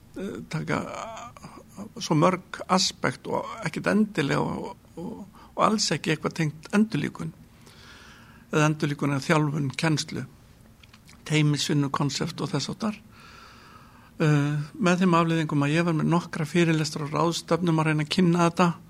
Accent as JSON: {"language": "Icelandic", "town": "Kópavogur", "region": "Capital Region", "country": "Iceland", "tie": "born or raised there", "also_born_or_lived": "Reykjavík", "said": "ég er fættur í Reykjavík uh, 1961 eh, þegar við varum fjöra, fimm ára þá fluttum við í Kópavók ólst þar upp"}